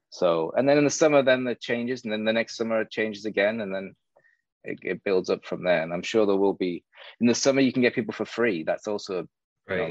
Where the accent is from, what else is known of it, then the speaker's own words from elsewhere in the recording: South Shields, North East England, United Kingdom; now in Miami, United States; I'm from South Shields, which is in the northeast of England, like 20 minutes from Newcastle. So I was born there, I grew up there.